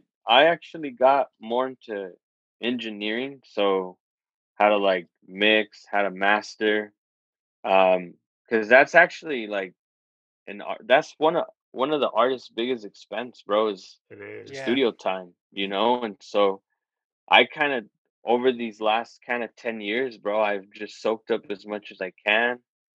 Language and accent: English; California, United States; also born or lived in Nevada; We grew up in California, and then for a while we moved to Nevada